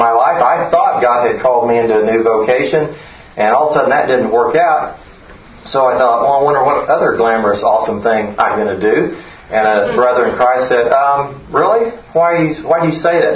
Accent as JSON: {"language": "English", "region": "Oklahoma", "country": "United States", "moved": "as an adult", "said": "We were here from when my kids were 2 and 4. But we're from Oklahoma"}